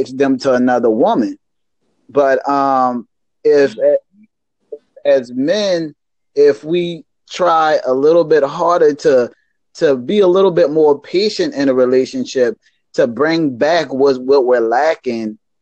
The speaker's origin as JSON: {"language": "English", "town": "Charleston", "region": "South Carolina", "country": "United States", "said": "I'm from Charleston, South Carolina, in the United States"}